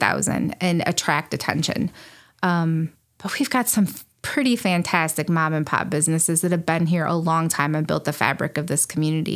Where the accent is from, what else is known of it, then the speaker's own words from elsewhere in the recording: Lyndon, Illinois, United States; also born or lived in Springfield, Illinois; now in Morrison, United States; I grew up in Wyatt State County in Linden, outside of Linden